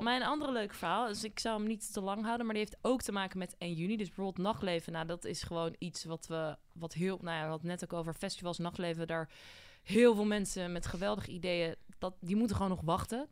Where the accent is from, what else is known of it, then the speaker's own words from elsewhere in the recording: Voorburg, South Holland, Netherlands; Ik kom uit Voorburg origineel